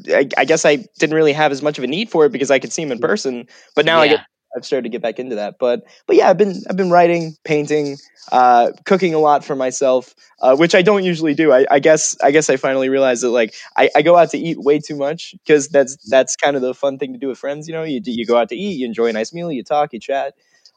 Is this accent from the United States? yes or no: yes; Falling Waters, West Virginia, United States; I grew up in West Virginia. I grew up in a place called Falling Waters, West Virginia. Even when I say it, a bit of my accent comes back.